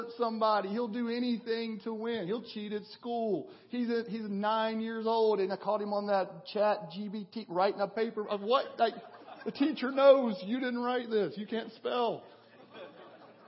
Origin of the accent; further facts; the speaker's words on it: western Kentucky, United States; moved away as an adult; felt the Lord calling me back to my hometown in western Kentucky